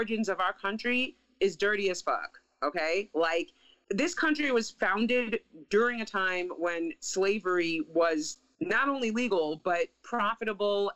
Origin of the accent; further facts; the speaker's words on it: New York City, New York, United States; moved away; my hometown newspaper